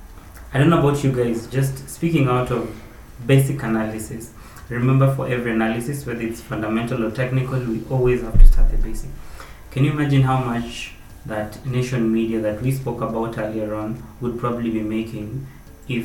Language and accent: English; Kenya; as a Kenyan